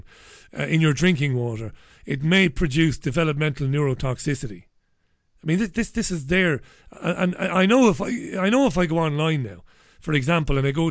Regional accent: Ireland; accent: Irish; moved away as an adult; also born or lived in Greater Manchester, England; now in Salford, United Kingdom; I come from Ireland

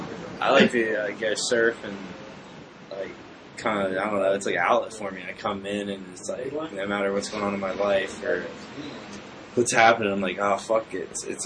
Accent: Virginia Beach, Virginia, United States; Well, in Virginia, it's Virginia Beach, but it's called Pongo.

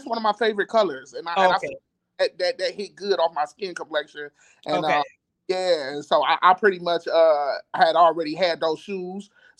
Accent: Detroit, Michigan, United States; I'm from Detroit, Michigan.

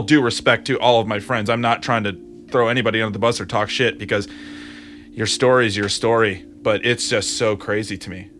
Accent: Grand Rapids, Michigan, United States; moved away; also born or lived in Ohio; Grand Rapids, Michigan

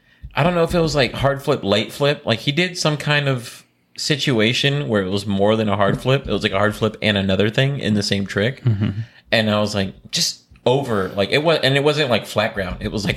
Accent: Florida, United States; moved away; I'm from Florida.

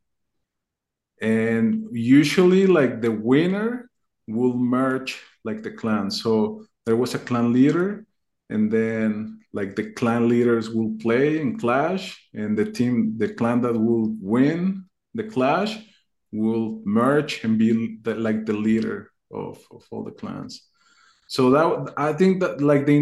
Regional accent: Mexico; I'm from Mexico

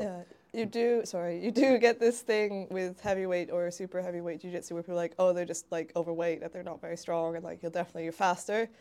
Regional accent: Hamilton, Ontario, Canada; moved away as an adult; now in Bristol, United Kingdom; in my hometown of Hamilton, Ontario

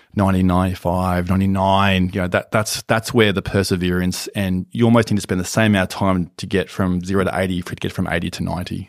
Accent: Brisbane, Queensland, Australia; moved away as an adult; now in Melbourne, Australia; I grew up in Brisbane

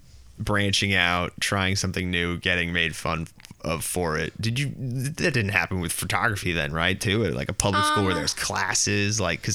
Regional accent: Westchester, New York, United States; Westchester, New York.

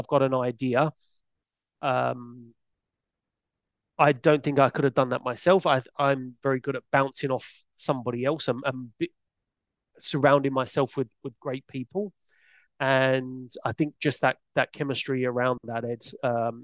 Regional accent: London, United Kingdom; I was a kid from Peckham

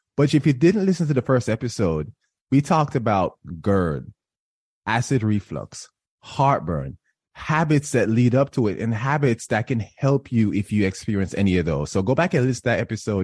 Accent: Jamaica; I am Jamaican

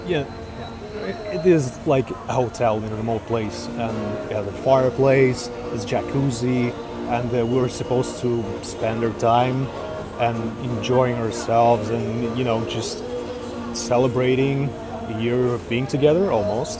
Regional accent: Urals, Russia; moved away as an adult; also born or lived in Moscow, Russia; now in Vilnius, Lithuania; So I'm Russian born. I come from Urals

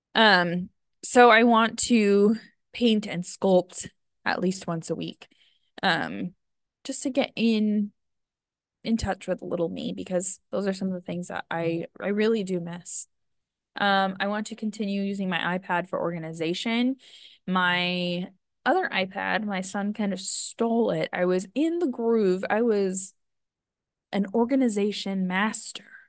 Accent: outside of Yosemite, California, United States; I grew up right outside of Yosemite

